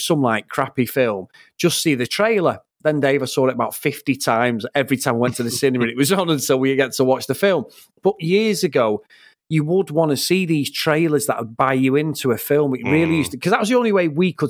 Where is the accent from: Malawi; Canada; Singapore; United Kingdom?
United Kingdom; Trafford, North West England; I'm from Trafford